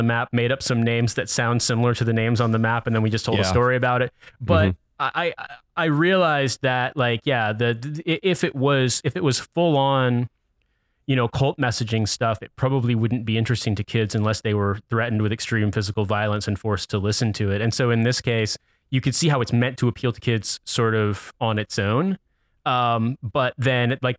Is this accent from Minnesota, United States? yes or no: no; Indiana, United States; now in London, United Kingdom; I'm from Indiana